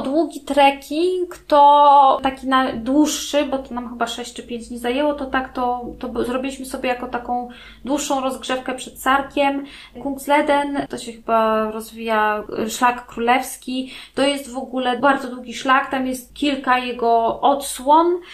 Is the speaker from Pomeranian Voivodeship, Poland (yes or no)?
yes; Gdańsk, Pomeranian Voivodeship, Poland; now in Wejherowo, Poland; Ja mieszkam, jestem z Gdańska, mieszkam w Gdańsku całe życie